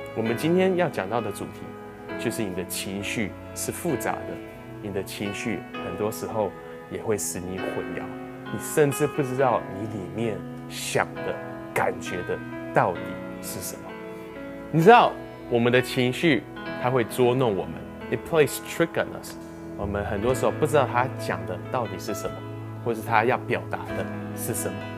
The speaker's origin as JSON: {"language": "Chinese", "country": "Canada", "tie": "born or raised there", "said": "那我小时候在加拿大长大，在加拿大十六岁的时候就可以开始学习开车"}